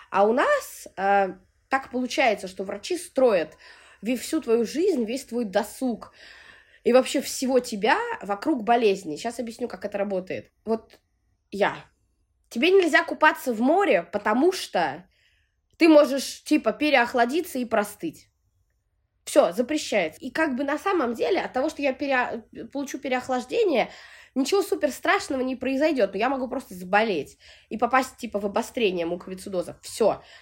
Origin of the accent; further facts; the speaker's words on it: Sevastopol, Ukraine; born there; moved away; Родилась я в Севастополе, вот, но так как мой отец гражданин Российской Федерации, у меня российское гражданство, как и у матери